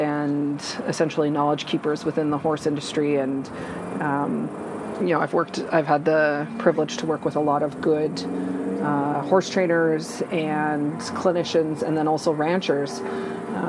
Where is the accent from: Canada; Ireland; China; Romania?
Canada; St. Albert, Alberta; During growing up in St. Albert, we continued to keep our rural roots.